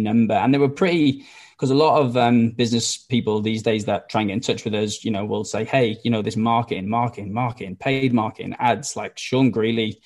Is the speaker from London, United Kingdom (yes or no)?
no; Wales, United Kingdom; now in Australia; if you can't tell by the accent, I'm not from Australia, I'm from Wales